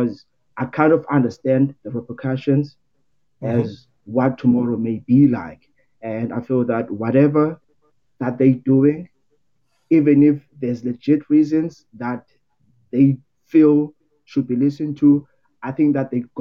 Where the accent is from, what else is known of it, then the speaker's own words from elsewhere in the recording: Cape Town, Western Cape, South Africa; I'm from Cape Town, South Africa, close to Googs